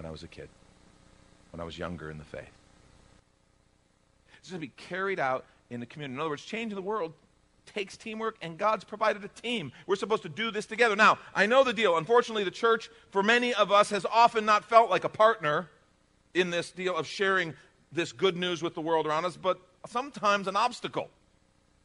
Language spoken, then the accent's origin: English; United States; as an American